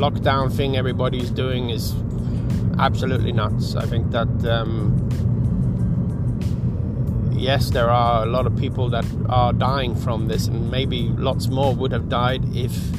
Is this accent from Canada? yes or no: no; Sweden; I'm from Sweden